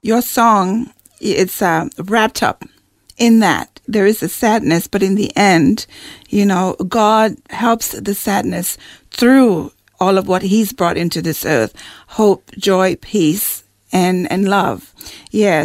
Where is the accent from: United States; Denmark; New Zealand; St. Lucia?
St. Lucia; moved away; I'm from the West Indies in St. Lucia.